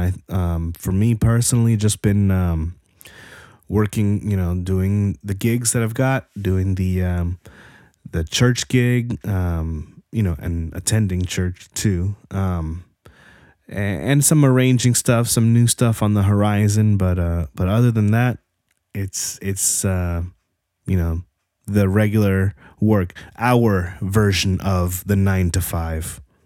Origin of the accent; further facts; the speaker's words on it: New Jersey, United States; I grew up in Jersey.